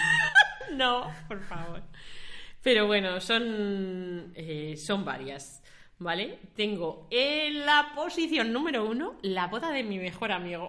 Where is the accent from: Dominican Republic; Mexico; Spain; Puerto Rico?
Spain; La Robla, Castile and León; yo soy de La Robla, de un pueblecito de León